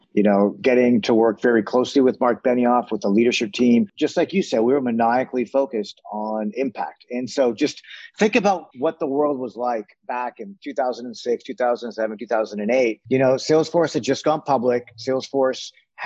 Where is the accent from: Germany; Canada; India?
Canada; Toronto, Ontario; moved away as an adult; now in San Francisco, United States; I grew up in Toronto, and having grown up in Toronto, my dad had a retail furniture store